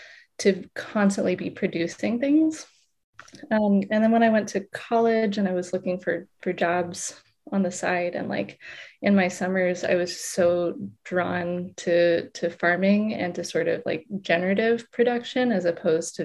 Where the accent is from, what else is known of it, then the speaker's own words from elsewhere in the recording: Western North Carolina, United States; now in Vermont, United States; Not originally from Vermont. I'm from North Carolina, from Western North Carolina